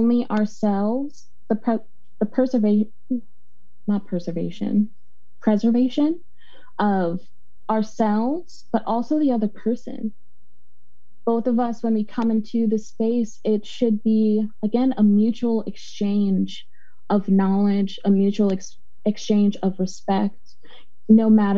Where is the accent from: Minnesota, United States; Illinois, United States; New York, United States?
Illinois, United States; Chicago; now in Portland, United States; I'm from Chicago, Illinois